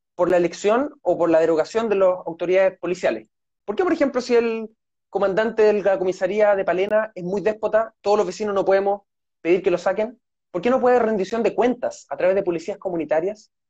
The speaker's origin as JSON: {"language": "Spanish", "town": "Santiago", "region": "Santiago Metropolitan Region", "country": "Chile", "tie": "born or raised there", "moved": "as an adult", "lives_now": "Los Lagos Region, Chile", "said": "yo nací en Santiago y estudié en la Universidad de Chile"}